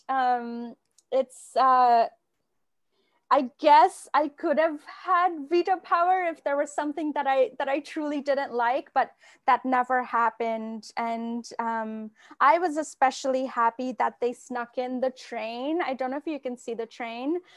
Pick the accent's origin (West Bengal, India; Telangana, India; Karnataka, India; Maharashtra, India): West Bengal, India; Kolkata; moved away as an adult; now in United States; the love of literature is, is so strong where I grew up in Kolkata